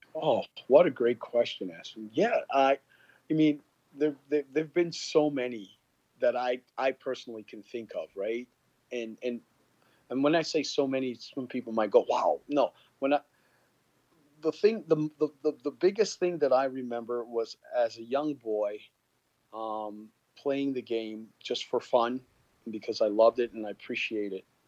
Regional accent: Canada; also born or lived in Guyana; I was born in Guyana and grew up in Canada. I'm Guyanese Canadian.

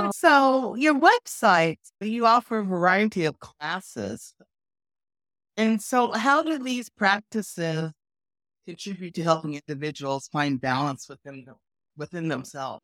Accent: Lamar, Colorado, United States; I've known Lisa since age nine, as we grew up together in Lamar, Colorado

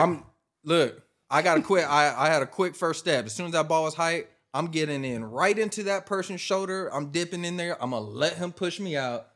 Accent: Washington, United States; born or raised there

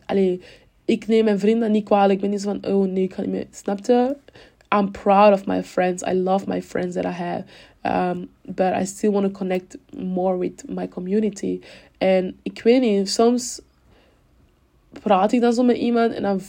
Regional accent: Cameroon; now in Belgium; toen ik in Cameroen woonde, woonden we in stad

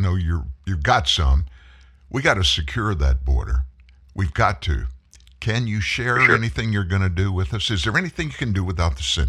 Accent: Southeast Texas, United States; I'm from Southeast Texas.

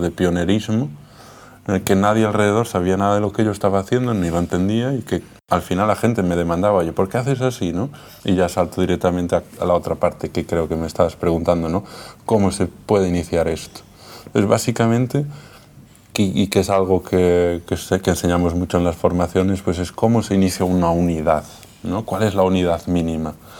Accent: A Coruña, Galicia, Spain; also born or lived in Viveiro; Yo soy de ciudad, de La Coruña, y soy de aldea, de Viveiro.

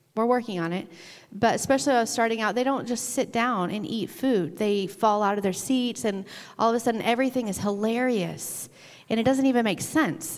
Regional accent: Arkansas, United States; now in Michigan, United States; when I was growing up in Arkansas

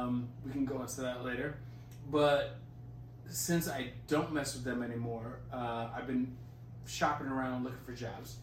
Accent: Florida, United States; we're from Florida.

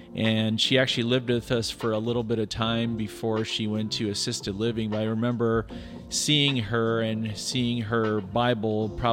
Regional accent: Iowa, United States; moved away as an adult; also born or lived in Northern Michigan; now in California, United States; I grew up in Iowa, grew up with my parents were both teachers as well

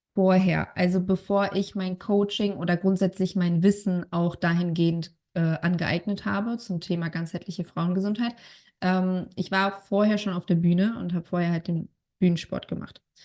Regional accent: Bonn, North Rhine-Westphalia, Germany; Ich komme aus Bonn.

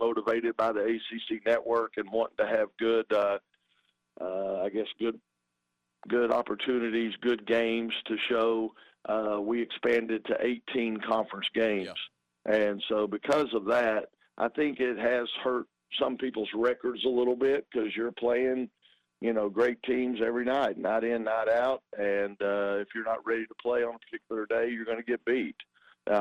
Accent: Texas, United States; moved away; I grew up in Texas.

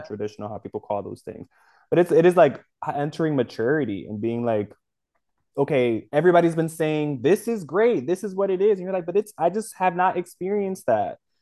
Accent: United States; also born or lived in Dominican Republic; I'm American because I was born here

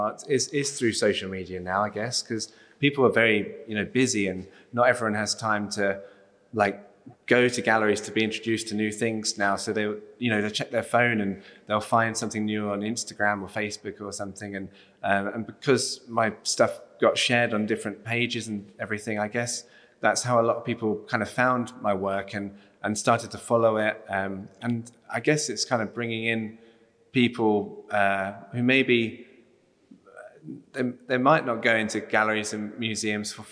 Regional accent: South East England, United Kingdom; I'm a doodler from Southeast England

